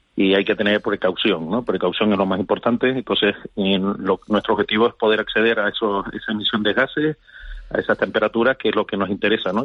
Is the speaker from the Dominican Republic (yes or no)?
no; Canary Islands, Spain; como canario, como ciudadano que vive en Canarias